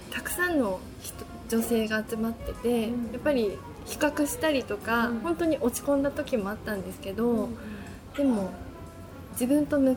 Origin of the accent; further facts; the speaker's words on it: Kesennuma, Miyagi, Japan; 私は生まれも育ちも今もずっと気仙沼にいたんですけど